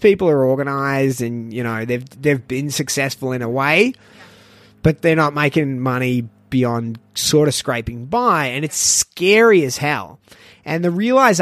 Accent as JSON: {"language": "English", "town": "Melbourne", "region": "Victoria", "country": "Australia", "moved": "as an adult", "lives_now": "Shanghai, China", "said": "I'm from Melbourne"}